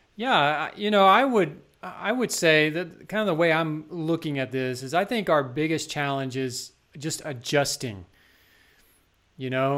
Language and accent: English; Texas, United States; now in South Carolina, United States; growing up in Texas